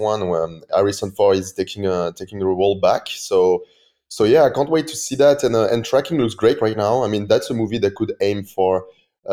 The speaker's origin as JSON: {"language": "English", "country": "France", "second_language": "English", "said": "in France, we all love Christopher Nolan"}